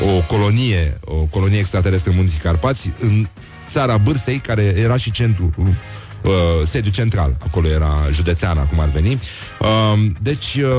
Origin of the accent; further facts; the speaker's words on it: Brăila, Brăila County, Romania; care sunt din Brăila